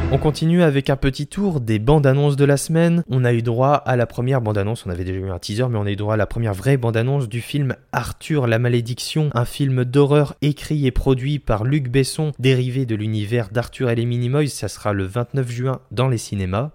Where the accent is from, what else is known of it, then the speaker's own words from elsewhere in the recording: France; chez nous en France